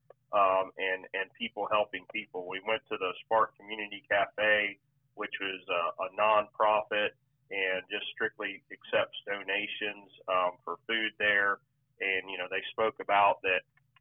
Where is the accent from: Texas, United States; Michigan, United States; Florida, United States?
Florida, United States; Venus; I'm from Venus, Florida, which is in the southern part of Highlands County